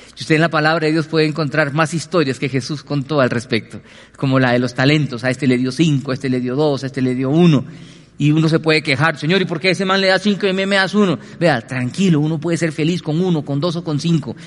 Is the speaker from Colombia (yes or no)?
yes; Colombia; como colombianos